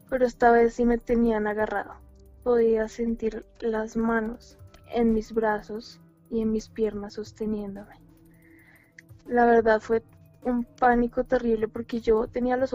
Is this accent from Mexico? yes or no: no; Colombia; accent: Colombian; Ah, sí, soy de Colombia.